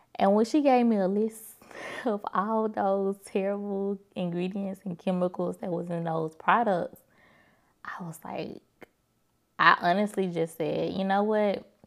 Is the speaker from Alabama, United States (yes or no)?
yes; Birmingham, Alabama, United States; moved away; I drove to Birmingham, which is my hometown, from Birmingham, Alabama